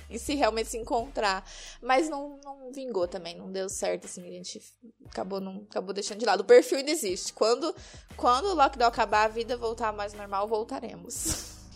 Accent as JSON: {"language": "Portuguese", "area": "Triângulo Mineiro", "region": "Minas Gerais", "country": "Brazil", "tie": "born or raised there", "also_born_or_lived": "interior of São Paulo", "moved": "yes", "lives_now": "Curitiba, Brazil", "said": "Não sou de Curitiba, na verdade eu sou mineira, nasci no Triângulo Mineiro. Me mudei pro interior de São Paulo"}